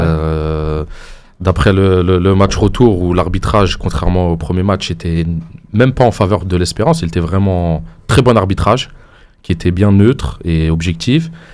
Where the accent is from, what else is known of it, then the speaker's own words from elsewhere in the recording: Sétif, Sétif Province, Algeria; chez nous à Steph